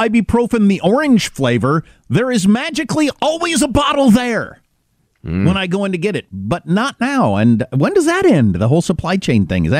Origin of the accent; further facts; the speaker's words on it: United States; I'm an American.